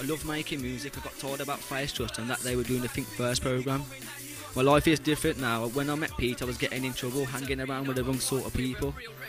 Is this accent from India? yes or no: no; Stourbridge, West Midlands, United Kingdom; I'm from Stourbridge Town.